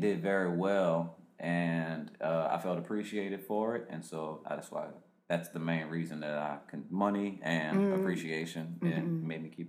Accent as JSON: {"language": "English", "town": "New Orleans", "region": "Louisiana", "country": "United States", "said": "New Orleans, Louisiana."}